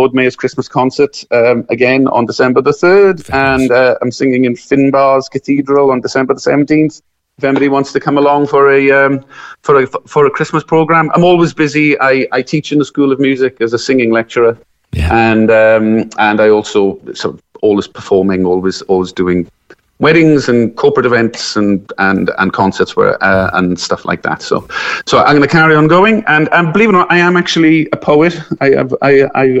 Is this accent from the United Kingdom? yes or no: yes; Merthyr Tydfil, Wales, United Kingdom; I'm from the South Wales Valleys, a place called Merthyr Tydfil